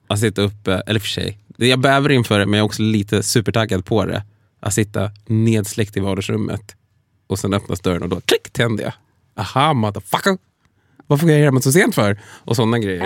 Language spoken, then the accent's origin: Swedish; Sweden; jag liksom född och uppvuxen i Sverige